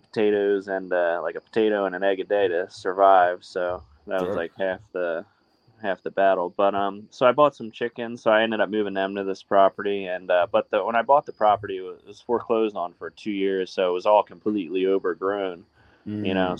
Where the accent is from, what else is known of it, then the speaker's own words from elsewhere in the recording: New Jersey, United States; I'm from New Jersey